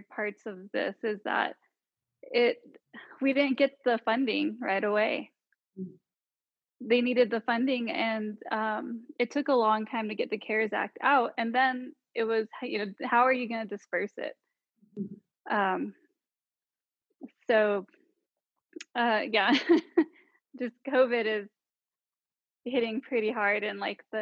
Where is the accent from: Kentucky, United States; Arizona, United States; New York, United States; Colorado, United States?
Arizona, United States; Tuba City; I grew up in Tuba City, Arizona